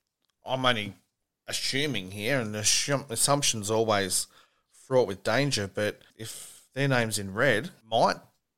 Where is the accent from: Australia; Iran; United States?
Australia; Sydney, New South Wales; I was born in Manly Hospital